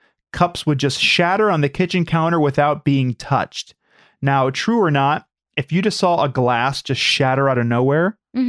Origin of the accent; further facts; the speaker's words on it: Brookline, Massachusetts, United States; I grew up in Massachusetts. And when I was 10, my family bought a very large 20 plus room house in Brookline, a suburb of Boston.